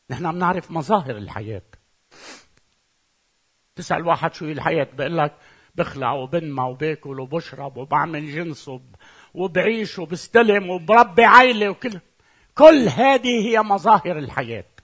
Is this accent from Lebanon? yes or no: yes; Lebanon; أنا من لبنان إذا أنا لبناني